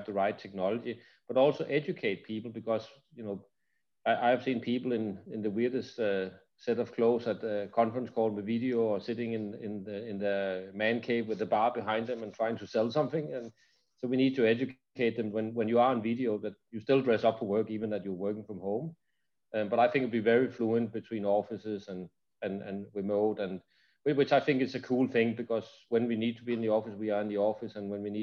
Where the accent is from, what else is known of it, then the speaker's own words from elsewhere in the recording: Denmark; moved away; I'm from Denmark originally